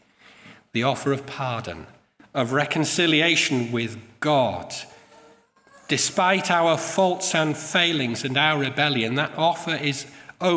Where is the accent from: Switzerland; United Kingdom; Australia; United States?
United Kingdom; Yorkshire and the Humber; I come from Yorkshire